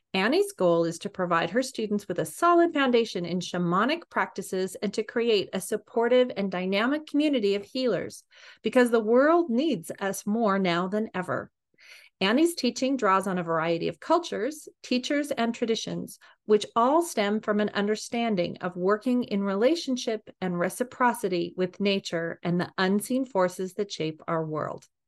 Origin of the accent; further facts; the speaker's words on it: East Bay, California, United States; I grew up in the East Bay